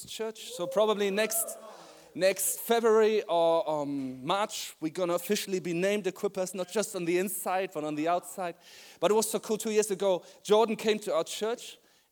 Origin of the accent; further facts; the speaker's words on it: Germany; now in Christchurch, New Zealand; I'm from Germany.